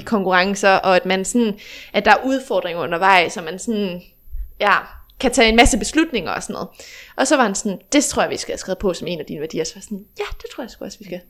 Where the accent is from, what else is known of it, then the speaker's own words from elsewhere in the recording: Fredericia, Southern Denmark, Denmark; moved away as an adult; now in Aarhus, Denmark; jeg er født og opvokset i Snohøj, ligger ja. lige lidt uden for Fredericia